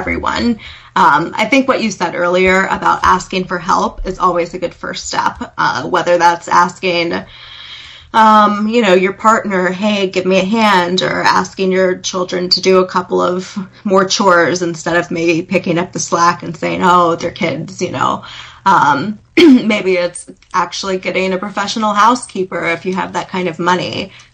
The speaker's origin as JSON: {"language": "English", "country": "United States", "said": "I'm an American"}